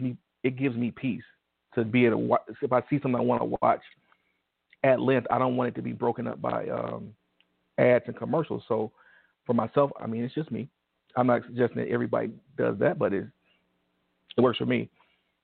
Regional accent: Detroit, Michigan, United States; I'm from Detroit.

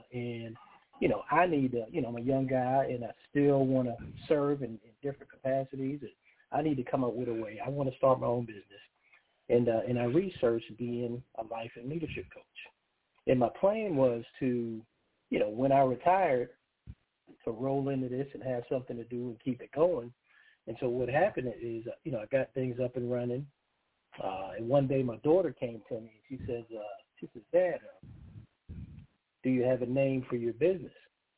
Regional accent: Charleston, South Carolina, United States; also born or lived in Harlem, New York; I was born in Harlem, New York, and lived there until I was about 10. Then I moved to Charleston, South Carolina with my family, you know, went to college.

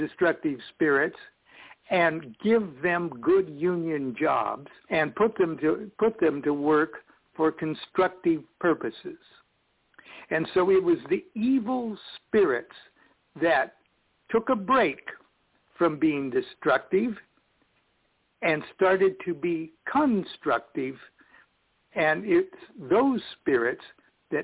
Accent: Nebraska, United States; moved away; when I was a kid, I was raised in Nebraska

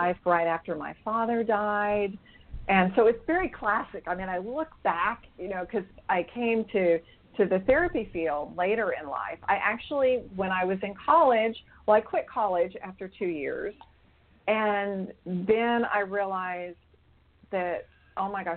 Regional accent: Bethany, Oklahoma, United States; I was raised in Bethany, Oklahoma, which is really Oklahoma City

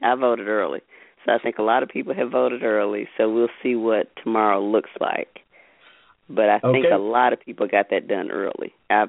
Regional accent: Georgia, United States; I'm from Georgia

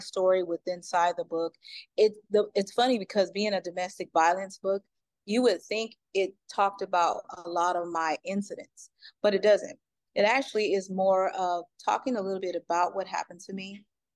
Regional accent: Cincinnati, Ohio, United States; I'm from Ohio, by the way, Cincinnati

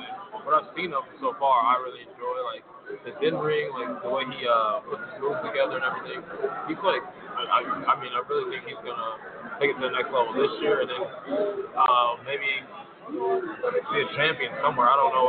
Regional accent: Harvey, Illinois, United States; I was born in Harvey, so I'm used to it.

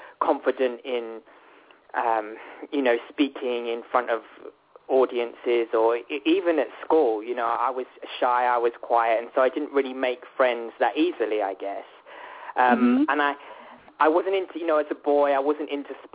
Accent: Worthing, South East England, United Kingdom; I grew up in United Kingdom in a town called Worthing, which is very much on the south coast

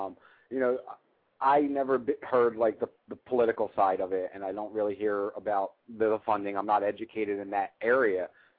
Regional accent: Mississippi, United States; We're here, and I'm from Mississippi, and we're dealing with this.

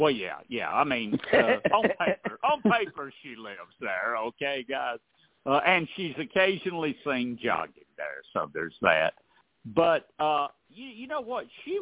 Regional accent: Rome, Georgia, United States; I grew up in Rome, born and raised there.

